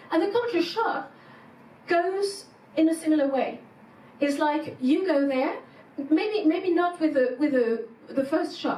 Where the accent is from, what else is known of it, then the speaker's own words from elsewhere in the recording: France; English is a second language; moved away as an adult; now in Germany; I had this culture shock in Germany when I came from France.